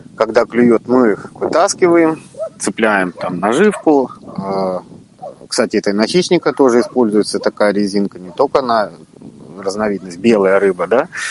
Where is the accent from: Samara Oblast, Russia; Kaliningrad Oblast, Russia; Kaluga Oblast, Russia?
Kaliningrad Oblast, Russia; Baltiysk; Родился я в Балтийске, а это город, в котором и залив, и море, и каналы, и всего много-много